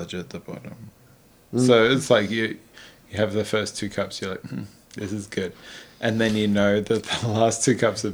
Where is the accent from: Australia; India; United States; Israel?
Australia; now in Vancouver, Canada; I'm Aussie. I'm Australian